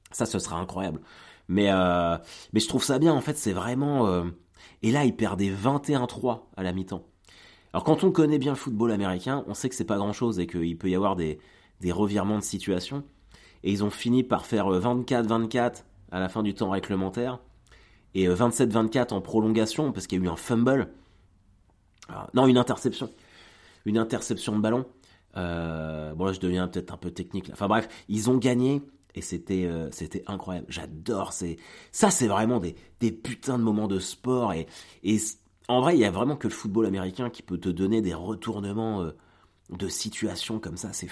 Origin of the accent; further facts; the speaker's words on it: Saint-Contest, Normandy, France; Mon village original euh, originelle plutôt, Saint-Comté, qui, est limitrophe de Caen, là où j'ai grandi